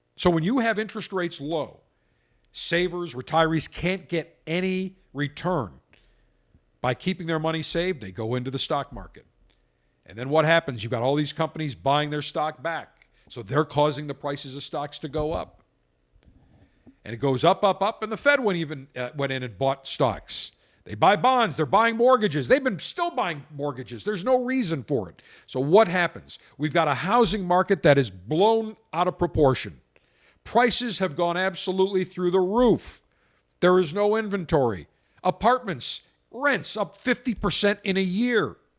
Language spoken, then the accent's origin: English; Buffalo, New York, United States; I grew up in Buffalo, ten miles, twelve miles from Niagara Falls